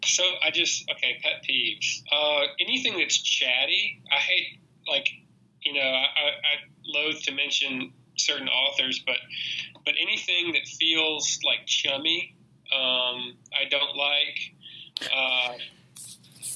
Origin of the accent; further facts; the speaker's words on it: Mississippi, United States; I was from Mississippi